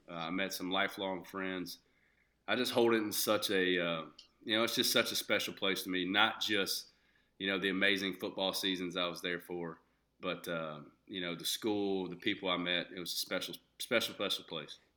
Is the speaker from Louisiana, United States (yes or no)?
yes; Shreveport, Louisiana, United States; moved away; I was born and raised in Shreveport, Louisiana